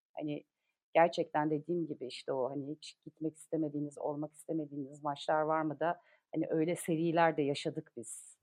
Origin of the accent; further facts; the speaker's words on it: Karabük, Karabük Province, Turkey; moved away; Biz doğma büyüme Karabüklüyüz